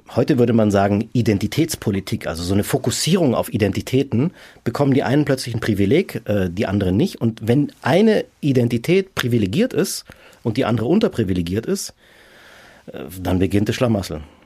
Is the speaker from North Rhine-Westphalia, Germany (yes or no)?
no; Munich, Bavaria, Germany; also born or lived in Rome; Also ich habe meine Heimatstadt verlassen, bin aus München nach Rom